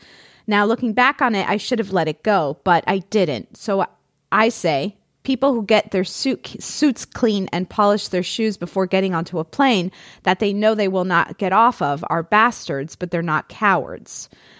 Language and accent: English; New York City, New York, United States; moved away as an adult; now in London, United Kingdom; So, my brother and I were born and brought up in New York City. He moved to Pennsylvania and then Florida as an adult, and I moved to London.